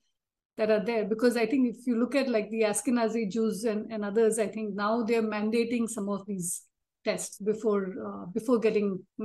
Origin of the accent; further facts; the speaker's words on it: Rajasthan, India; I've married someone from Andhra. But and I'm from Rajasthan